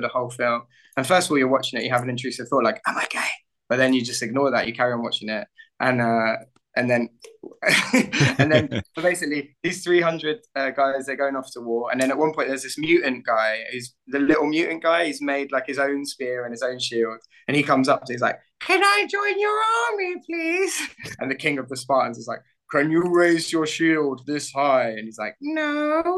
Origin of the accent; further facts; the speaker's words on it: United Kingdom; now in Barcelona, Spain; I'm from the suburbs of London